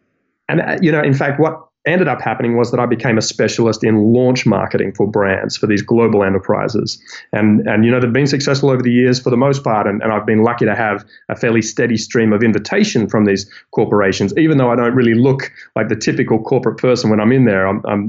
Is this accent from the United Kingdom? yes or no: no; New South Wales, Australia; I'm from New South Wales, where Sydney is located.